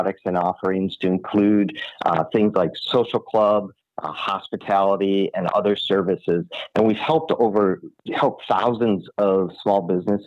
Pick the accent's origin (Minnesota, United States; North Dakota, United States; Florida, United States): Minnesota, United States; Minneapolis; I am born and raised in Minneapolis, Minnesota, so up in the cold region of our country